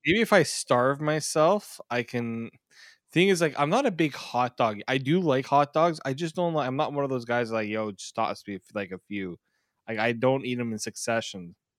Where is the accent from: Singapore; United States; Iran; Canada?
Canada; I'm Canadian